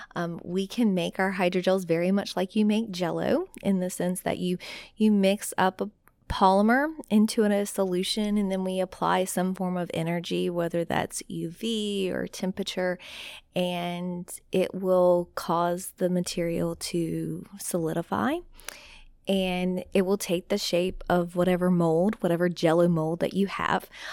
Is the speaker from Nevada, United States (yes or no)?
no; South Louisiana, United States; I am from South Louisiana